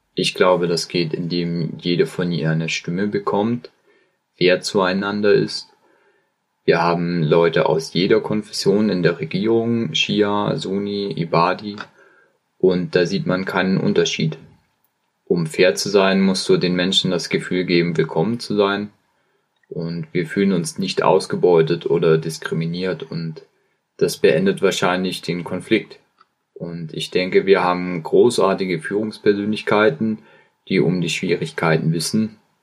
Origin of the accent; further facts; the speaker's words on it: Oman; moved away as an adult; also born or lived in United Kingdom; Ich komme aus dem Oman und wurde in einem sehr kleinen Dorf in einer Bergregion geboren